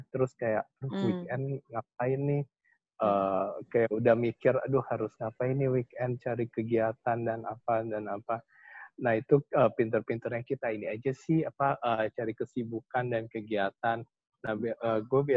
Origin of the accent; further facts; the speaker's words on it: Indonesia; lah kita kan dari Indonesia lumayan uh, bisa menyombongkan bulu tangkisnya.